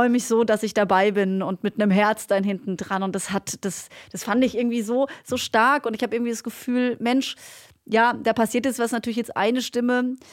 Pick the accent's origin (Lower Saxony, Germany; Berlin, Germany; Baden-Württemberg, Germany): Baden-Württemberg, Germany; Black Forest; komm aus dem Schwarzwald, Leute. Ich kann kein Hochdeutsch und schon gar kein äh, Hamburgerisch.